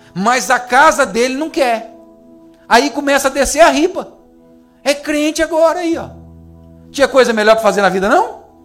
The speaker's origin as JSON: {"language": "Portuguese", "country": "Brazil", "said": "deve ser brasileiro, igual eu"}